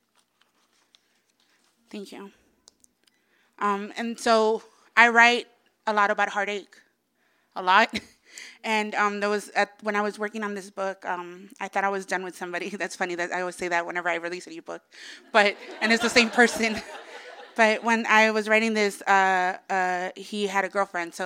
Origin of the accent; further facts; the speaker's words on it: Los Angeles, California, United States; I'm from Silver Lake, born and raised.